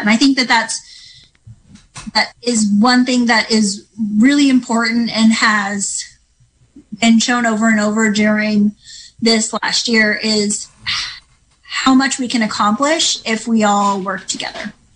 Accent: Mendocino County, California, United States; I grew up in Mendocino County.

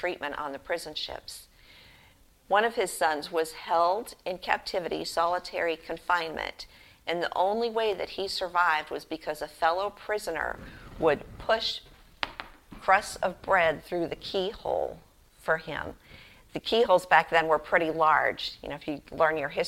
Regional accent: Boston, Massachusetts, United States; Growing up in Boston, Massachusetts, I knew John Hancock

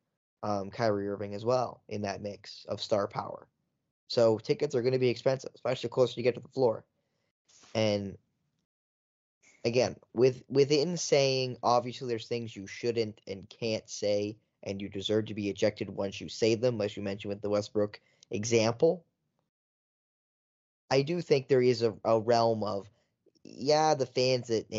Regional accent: Wiarton, Ontario, Canada; I'm from Wyerton, Ontario, Canada.

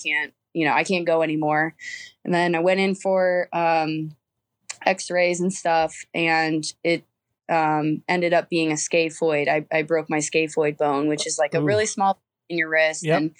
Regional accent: Midwest, United States; I was, you know, on the East Coast and I'm originally from the Midwest.

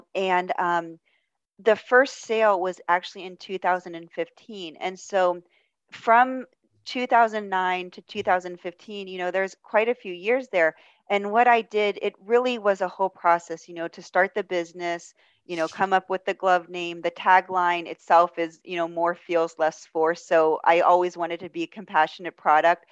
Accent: Pittsburgh, Pennsylvania, United States; I'm from Pittsburgh

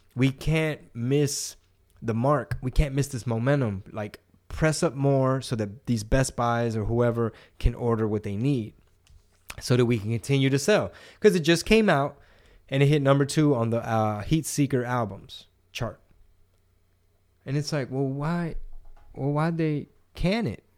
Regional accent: Texas, United States; I like being Texan

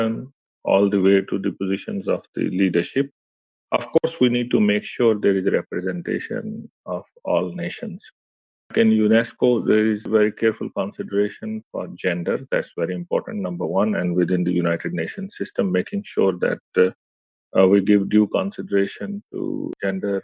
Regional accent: Pakistan; moved away; I come from Pakistan

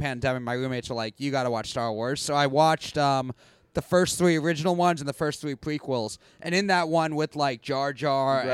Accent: New York City, New York, United States; I grew up in Queens

